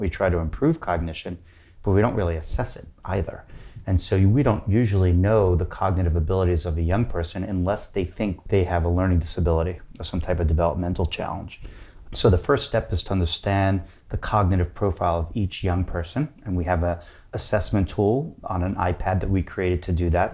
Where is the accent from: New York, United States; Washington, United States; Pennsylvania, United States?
New York, United States; New York City; moved away as an adult; also born or lived in Berkeley; now in San Francisco, United States; I'm from New York City